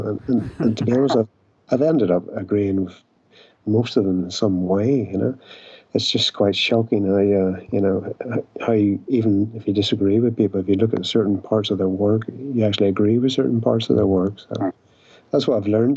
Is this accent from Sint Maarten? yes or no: no; Ireland; I'm an Irish alcoholic